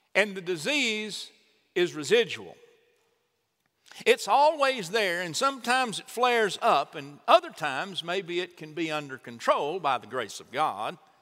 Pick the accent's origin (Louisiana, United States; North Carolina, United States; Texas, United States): Texas, United States; Chandler; also born or lived in Troup, Texas; Both mom and dad were from my hometown of Chandler